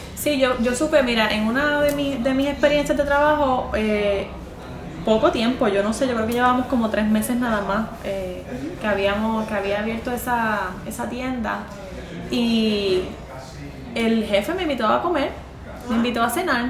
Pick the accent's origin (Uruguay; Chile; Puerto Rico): Puerto Rico